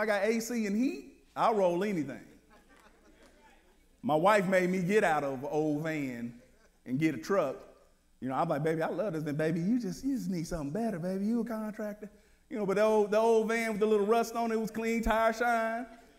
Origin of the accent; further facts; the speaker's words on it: Wichita, Kansas, United States; I'm from Wichita. So how do I get to Wichita?